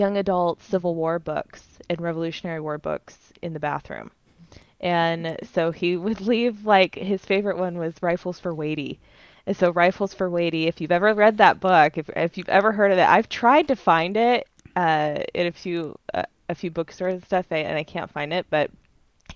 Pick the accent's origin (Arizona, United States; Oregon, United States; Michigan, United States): Arizona, United States; Gilbert; moved away; I grew up in Gilbert, Arizona